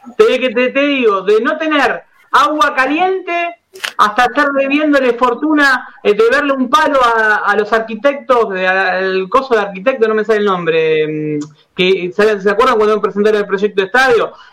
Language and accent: Spanish; Buenos Aires, Argentina; yo me crié en Boedo